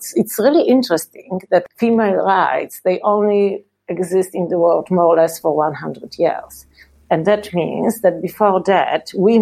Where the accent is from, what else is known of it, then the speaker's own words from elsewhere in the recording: Poland; also born or lived in Sopot, Poland; I'm from Poland and I live in Sopot, which is the city in the north of Poland